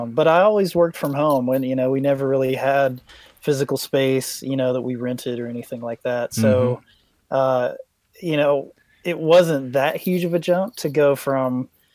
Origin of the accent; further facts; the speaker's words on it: Knoxville, Tennessee, United States; I'm in my hometown of Knoxville, Tennessee